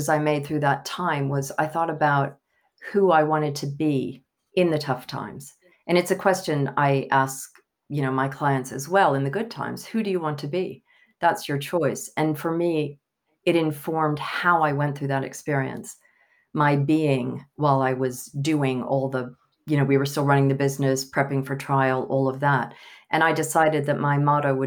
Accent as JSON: {"language": "English", "town": "Pascagoula", "region": "Mississippi", "country": "United States", "tie": "born or raised there", "also_born_or_lived": "Italy", "accent": "Southern", "moved": "as an adult", "lives_now": "London, United Kingdom", "said": "I was born in Pascagoula, Mississippi"}